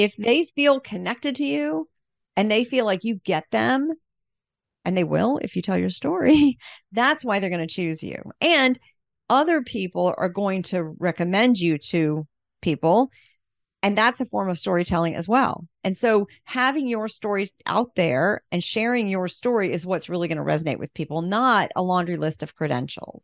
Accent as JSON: {"language": "English", "town": "Pensacola", "region": "Florida", "country": "United States", "said": "I'm from Pensacola, which I almost never meet people from Pensacola"}